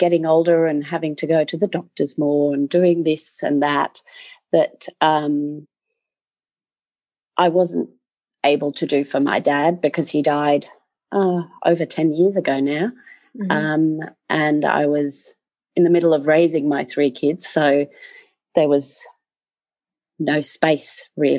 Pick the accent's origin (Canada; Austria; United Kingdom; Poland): Austria; English is a second language; also born or lived in Australia; I never envisaged myself living on a farm in Australia, of all places, whilst growing up in Austria.